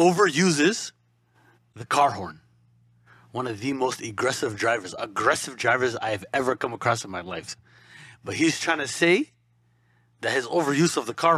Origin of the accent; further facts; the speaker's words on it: Toronto, Ontario, Canada; I live, I'm from Etobicoke.